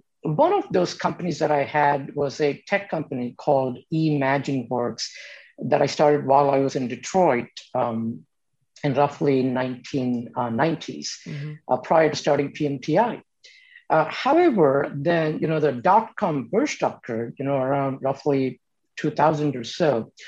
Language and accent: English; India; moved away as an adult; now in United States; You know, I came to this country from India 30 years ago on a scholarship to Kansas State University.